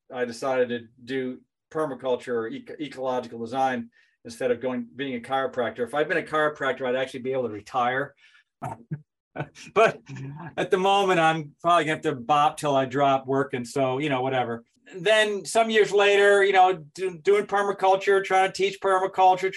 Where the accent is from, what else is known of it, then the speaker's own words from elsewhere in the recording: Western Connecticut, United States; I grew up in Connecticut, in Western Connecticut